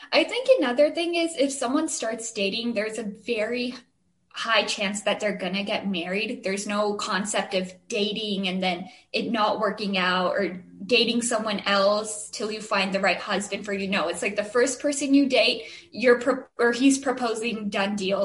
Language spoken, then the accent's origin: English; Chandler, Arizona, United States; we're from Chandler